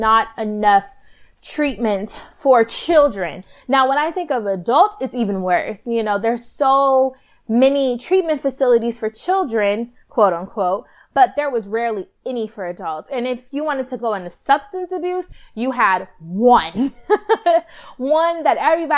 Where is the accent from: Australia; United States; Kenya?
United States; Palmdale, California; also born or lived in Lancaster, California; I was born and raised in Palmdale in Lancaster, California